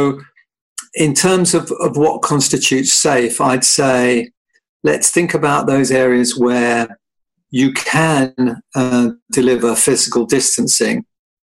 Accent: London, United Kingdom; as a Londoner

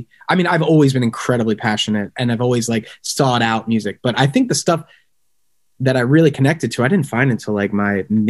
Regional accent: Conshohocken, Pennsylvania, United States; We are we're from the suburbs of Philadelphia. Morgan's from Narstown. I'm from Conshohocken. We claim Conshohocken as like our home base, even though we can't afford to live there anymore.

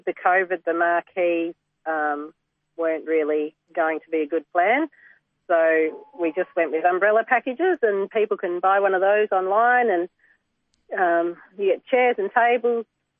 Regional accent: Geelong, Victoria, Australia; moved away; I'm from Geelong originally.

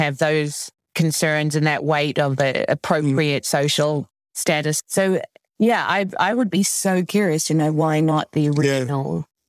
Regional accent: New Zealand; I grew up in New Zealand in my defense.

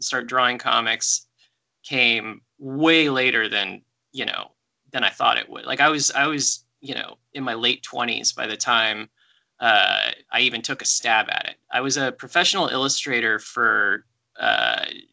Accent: Anchorage, Alaska, United States; moved away; I grew up in Anchorage, Alaska

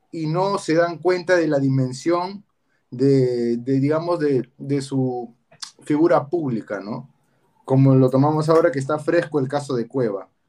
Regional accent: Peru; Como futbolistas peruanos y como peruanos en general

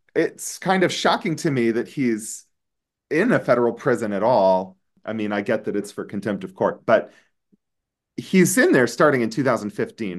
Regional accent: United States; an American attorney and law professor

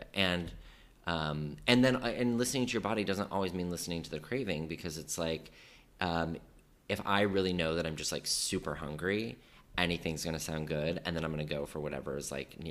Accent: Colorado, United States; now in New York, United States; I grew up in Colorado

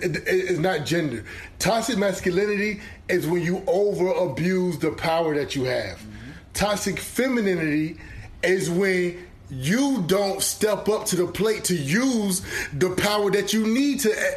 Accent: the South, United States; You know, I'm from the South. I can't talk.

